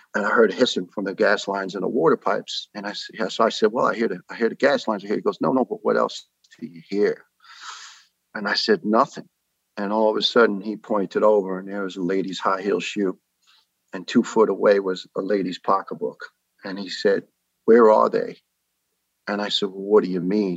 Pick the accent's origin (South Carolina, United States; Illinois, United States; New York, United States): New York, United States; New York City; accent: New York; moved away as an adult; also born or lived in Ireland; now in Tennessee, United States; I'm a proud uh, New York born and raised boy.